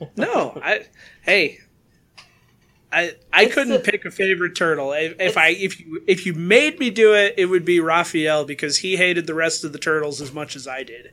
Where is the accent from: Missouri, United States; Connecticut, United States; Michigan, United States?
Michigan, United States; West; I'm from West Michigan. I now live in slightly more east West Michigan.